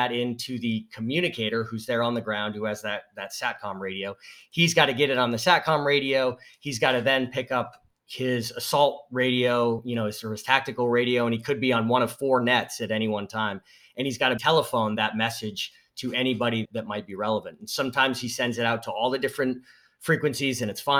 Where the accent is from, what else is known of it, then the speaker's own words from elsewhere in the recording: Northeast, United States; I grew up in the Northeast